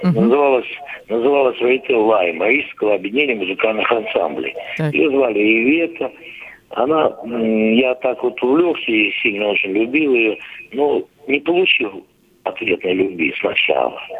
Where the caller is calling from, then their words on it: Moscow, Russia; Здравствуйте, добрый вечер. Я из Москвы.